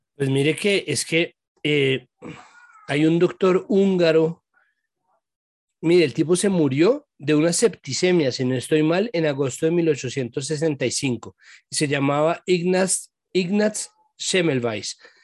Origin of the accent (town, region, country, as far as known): Colombia